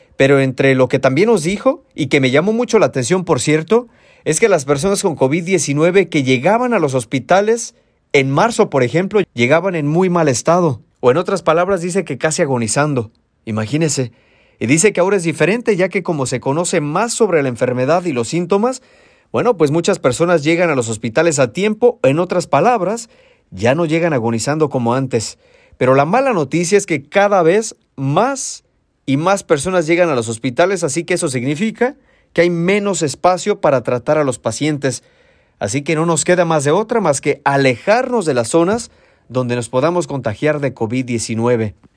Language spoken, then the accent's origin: Spanish; Mexico; now in San Diego, United States; la casa donde crecí en México